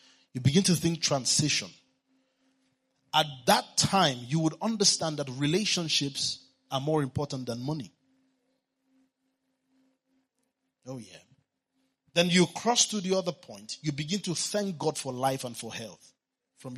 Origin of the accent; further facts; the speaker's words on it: Kano, Kano State, Nigeria; I was born in Kano, and my father is still there